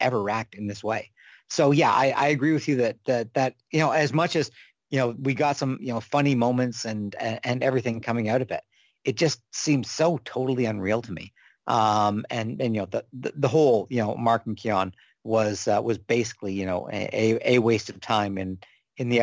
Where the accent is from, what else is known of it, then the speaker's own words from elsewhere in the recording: Canada; speaking as a Canadian